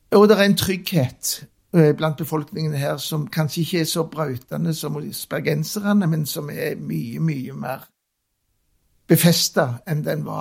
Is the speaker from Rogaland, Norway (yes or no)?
yes; Stavanger, Rogaland, Norway; Jeg er Oppvokst på Skjulberget, som er så midt i byen som det går an å komme. Inni det som i dag er Kulturhuset. Der, der vokste jeg opp i en liten kommunal leilighet.